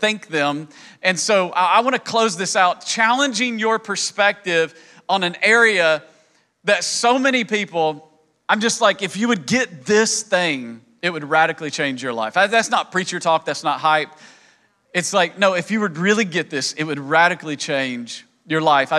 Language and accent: English; East Tennessee, United States; accent: hillbilly; moved away; also born or lived in New York City; I grew up in East Tennessee and spoke hillbilly.